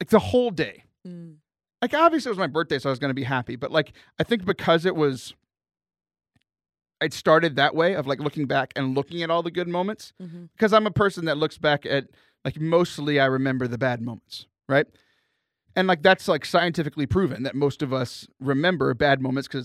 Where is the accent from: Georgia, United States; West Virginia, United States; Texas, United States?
Texas, United States; Lake Jackson; my hometown in Lake Jackson